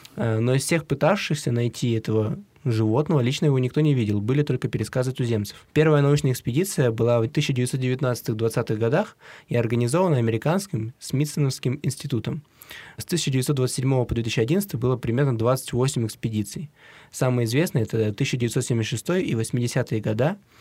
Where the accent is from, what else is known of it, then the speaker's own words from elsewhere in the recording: Siberia, Russia; Мы из Сибири